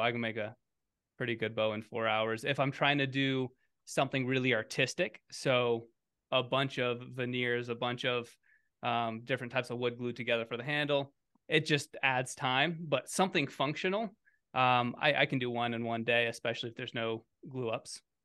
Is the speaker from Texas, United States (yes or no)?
no; Kansas, United States; moved away; also born or lived in Colorado; I grew up in Kansas